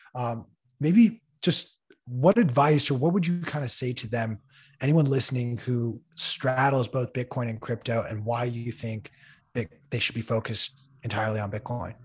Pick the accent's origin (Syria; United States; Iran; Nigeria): Iran; moved away; my home country of Iran